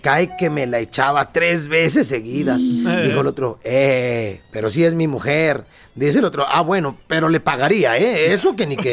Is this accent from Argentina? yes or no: no; Guerrero, Mexico; Anguerrero tenemos la tradición de la eh, tierra bendita de donde yo soy